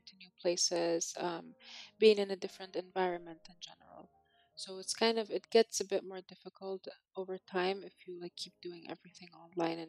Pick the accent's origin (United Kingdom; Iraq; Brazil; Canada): Iraq; Sulaymaniyah, Sulaymaniyah Governorate; I grew up in Sully. I've lived here with my parents